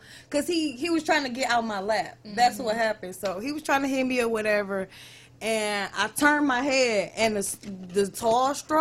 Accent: Detroit, Michigan, United States; I was raised right down the street on Glenwood.

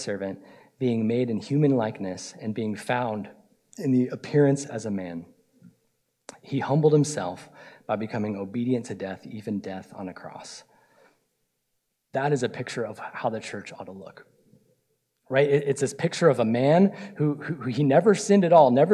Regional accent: Florida, United States; I'm from Florida

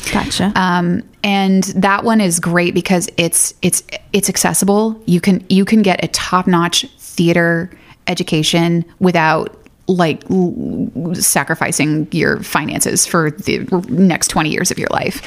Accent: Athens, Georgia, United States; I kind of grew up in the sticks, about thirty minutes outside of Athens

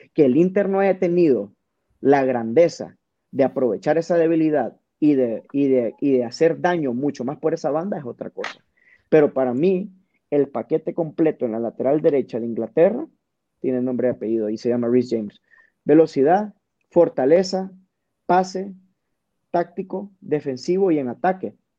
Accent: Honduras; como buenos hondureños

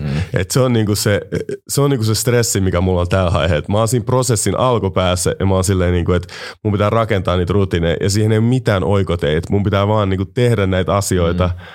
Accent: Finland; mä oon kasvanut Suomessa

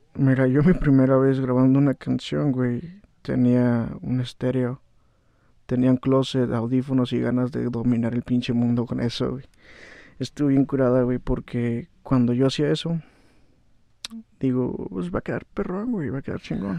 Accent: Valle de Guadalupe, Baja California, Mexico; also born or lived in Ensenada / Atlixco, Puebla; soy nacido, soy nacido aquí en Ensenada, güey, pero pues, soy residente de Guadalupe.

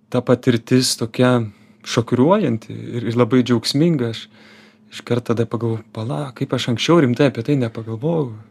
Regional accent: Lithuania; esu iš Lietuvos

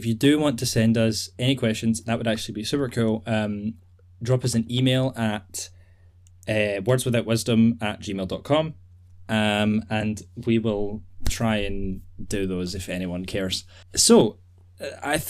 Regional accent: Scotland, United Kingdom; We are two guys from Scotland

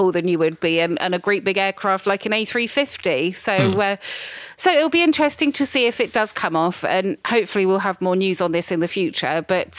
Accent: United Kingdom; I'm very British

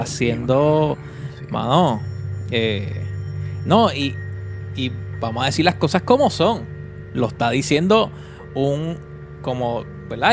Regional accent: Vega Baja, Puerto Rico; Había tapón para, para janguear acá en, mi pueblito, en Vega Baja.

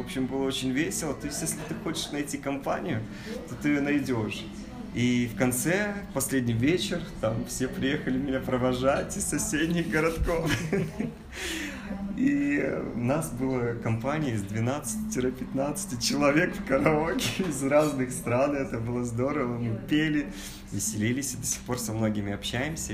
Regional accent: Kazakhstan; Я из Казахстана

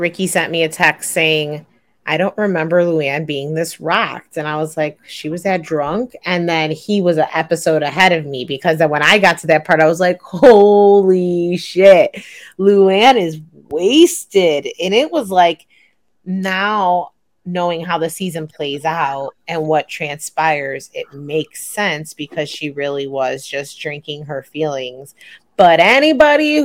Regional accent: Chicago, Illinois, United States; I'm from Chicago. I'm a Midwest girl

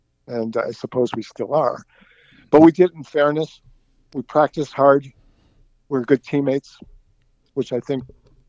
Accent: Cleveland, Ohio, United States; I hail from Cleveland, Ohio. I grew up in the North Collinwood district in Cleveland, attended St. Mary's grade school in Collinwood, and then Cleveland St. Joseph High School in Cleveland.

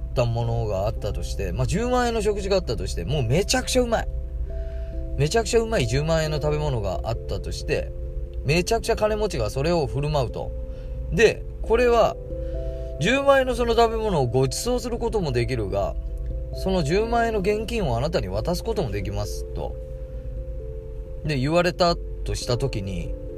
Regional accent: Tagawa, Fukuoka, Japan; now in Tokyo, Japan; うちの地元福岡県の田川市っていうところに僕はを出て僕は今それ東京に住んでるんですけど

